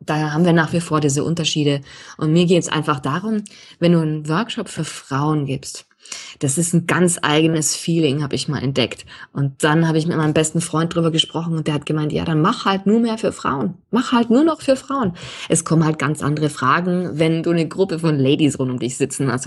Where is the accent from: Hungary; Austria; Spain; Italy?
Austria; moved away as an adult; now in Munich, Germany; Also ich bin Österreicherin, auch wenn man es nicht jeden Tag in jedem Vokabel hört